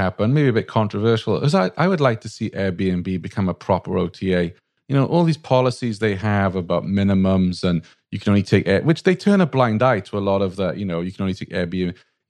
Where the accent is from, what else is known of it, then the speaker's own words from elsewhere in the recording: Wales, United Kingdom; now in United States; Well, I'm a Welshman